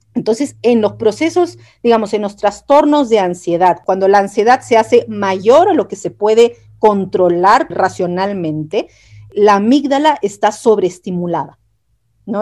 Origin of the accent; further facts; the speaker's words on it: Peru; moved away as an adult; also born or lived in Chile; yo soy peruana